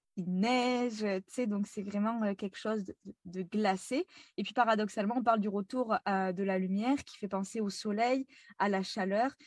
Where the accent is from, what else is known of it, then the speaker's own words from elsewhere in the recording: France; moved away as an adult; now in Montreal, Canada; je suis française actuellement expatriée à Montréal depuis euh, trois ans maintenant